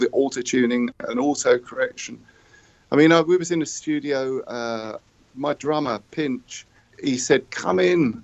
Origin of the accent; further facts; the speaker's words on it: Croydon, London, United Kingdom; now in Brighton, United Kingdom; we played my hometown of Croydon, where I was in the venue where I cleaned the toilets